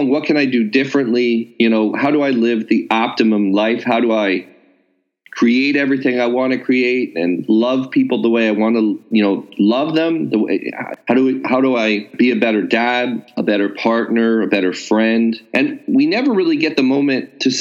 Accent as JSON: {"language": "English", "region": "California", "country": "United States", "said": "I'm a Californian, so I have that kind of built-in produce worship that a lot of West Coasters have"}